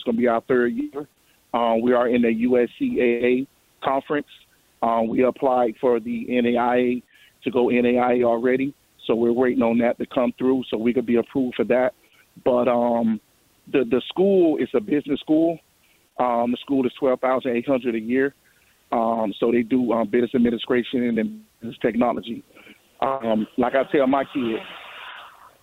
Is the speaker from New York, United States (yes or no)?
no; Miami, Florida, United States; I grew up in Miami